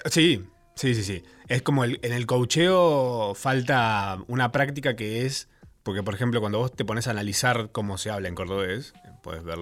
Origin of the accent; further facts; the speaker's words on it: Uruguay; no sé por qué me llaman, soy uruguayo.